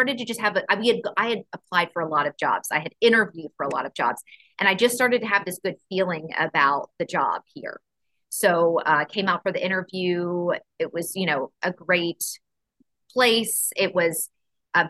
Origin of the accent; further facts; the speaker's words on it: Houston, Texas, United States; moved away as an adult; also born or lived in Sarasota, Florida; now in Nashville, United States; I grew up in Houston